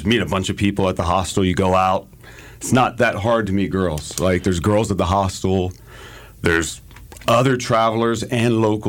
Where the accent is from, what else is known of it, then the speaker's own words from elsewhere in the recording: United States; I'm American.